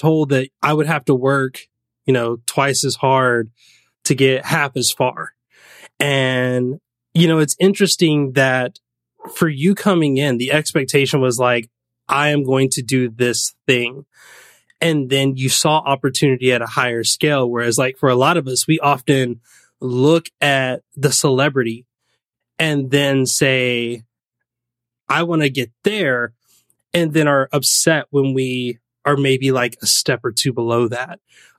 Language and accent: English; Georgia, United States; also born or lived in Tennessee; growing up in the South, like South US, I mean, I grew up in Georgia and like Tennessee/Georgia.